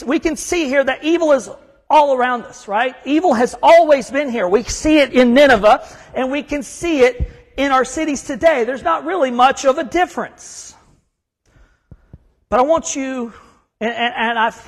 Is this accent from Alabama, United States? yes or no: yes; Huntsville, Alabama, United States; moved away as an adult; also born or lived in Savannah, Georgia / Chattanooga, Tennessee / Fort Bragg, North Carolina; now in Kentucky, United States; I'm from North Alabama. I'm from Huntsville.